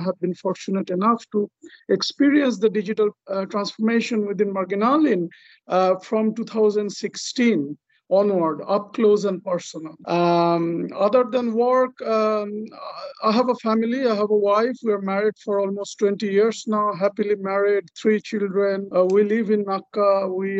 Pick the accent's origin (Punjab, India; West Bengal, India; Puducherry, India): West Bengal, India; Kolkata; moved away as an adult; now in Nacka, Sweden; Born and raised in Calcutta, India, me and my wife, we came to Sweden in 2004